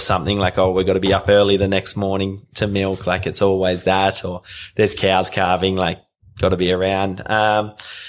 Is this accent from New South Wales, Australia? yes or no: yes; Taree, New South Wales, Australia; moved away; also born or lived in Central Australia; I was born in Taree on the mid-north coast, and my parents own a dairy farm and Dyes Crossing. So I'm sixth generation. I'm one of six kids. So I've got three older sisters, then myself, a younger brother and a younger sister, and then we all grew up on the farm